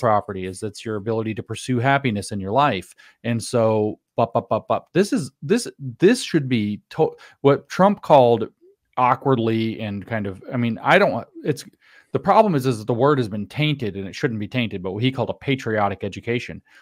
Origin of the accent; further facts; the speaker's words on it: the South, United States; growing up in the South, was never required to read the Constitution itself in my schooling